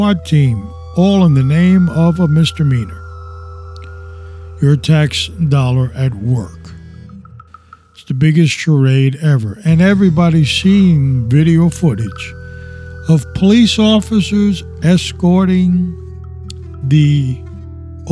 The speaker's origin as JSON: {"language": "English", "country": "United States", "also_born_or_lived": "Florida", "said": "we as American citizens"}